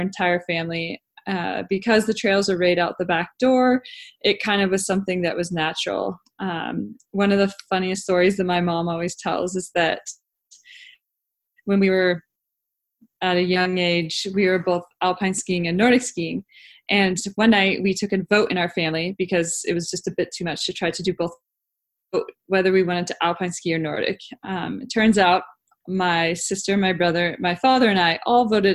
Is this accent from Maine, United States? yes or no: no; Mazama, Washington, United States; I grew up in the Mettawa Valley, actually in the tiny, tiny little town of Mazama, Washington